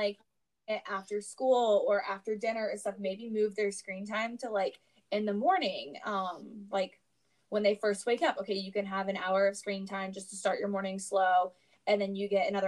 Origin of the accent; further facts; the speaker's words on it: the South, United States; I'm growing up in the South.